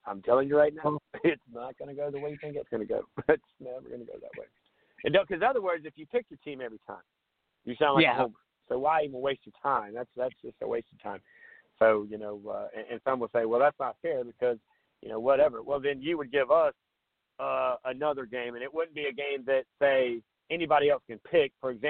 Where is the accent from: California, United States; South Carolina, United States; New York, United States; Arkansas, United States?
South Carolina, United States; Surfside Beach; I grew up in Surfside Beach, South Carolina.